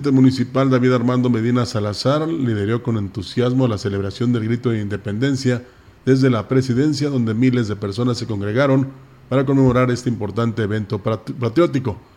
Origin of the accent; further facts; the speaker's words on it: Mexico; somos mexicanos